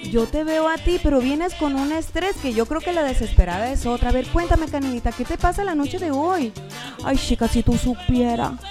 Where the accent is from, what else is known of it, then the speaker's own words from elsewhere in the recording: Cuba; now in Mexico; yo soy cubana, yo vengo de la isla, de allá de la isla, de, de Cuba, de, de mi tierra, de mi país, de Cuba pero yo ya hablo como una mexicana, güey.